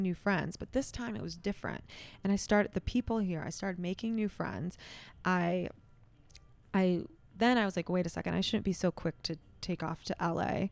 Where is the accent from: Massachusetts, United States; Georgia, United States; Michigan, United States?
Michigan, United States; Rochester Hills; born and raised in, in Rochester Hills